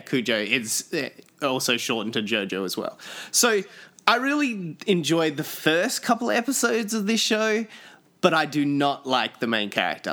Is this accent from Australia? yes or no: yes; Australia; moved away; me growing up in Australia